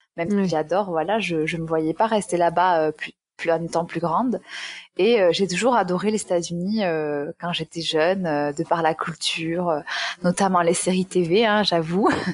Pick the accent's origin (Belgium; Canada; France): France; Aveyron, Occitania; accent: southern; moved away as an adult; also born or lived in Toulouse; now in Miami, United States; je suis née en Aveyron, donc dans le sud de la France, et euh, après j'ai quitté ce département pour aller faire mes études à Toulouse où j'ai vécu 8 ans. Donc, c'est bien l'accent du sud que tu entends